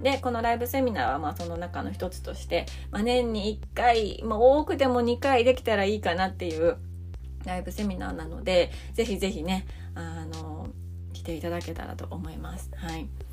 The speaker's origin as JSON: {"language": "Japanese", "country": "Japan", "tie": "born or raised there", "also_born_or_lived": "United States", "said": "田舎の地元だったので"}